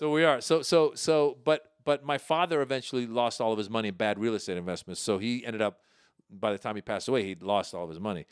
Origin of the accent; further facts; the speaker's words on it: Marin County, Northern California, United States; also born or lived in Iran; I grew up in Marin County, Northern